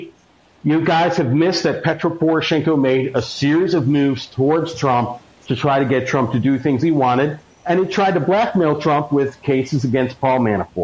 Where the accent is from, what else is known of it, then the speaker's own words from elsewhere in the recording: United States; I'm an American